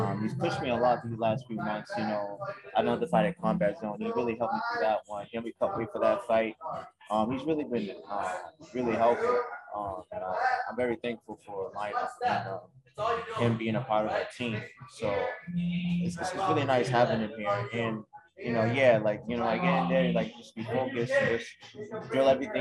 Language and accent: English; Boston, Massachusetts, United States; also born or lived in Nigeria; I was born here in Boston. And I've been here.